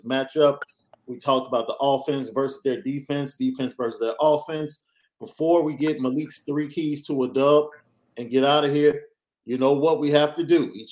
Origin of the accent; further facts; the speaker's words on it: Chicago, Illinois, United States; I'm a Chicagoan